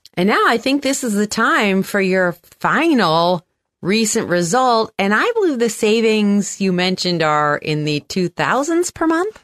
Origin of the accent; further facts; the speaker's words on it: San Francisco, California, United States; also born or lived in Manhattan; I'm from San Francisco